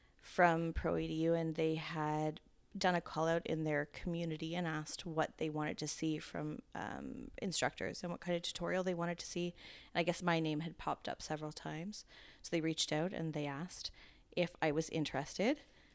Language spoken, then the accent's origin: English; Ontario, Canada; Ontario, Canada.